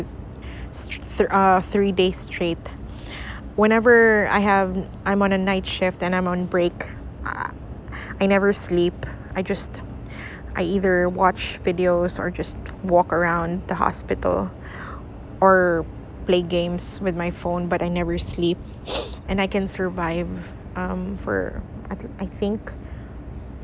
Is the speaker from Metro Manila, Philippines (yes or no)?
no; Manukan, Zamboanga Peninsula, Philippines; my hometown, Manukan, Zamboanga del Norte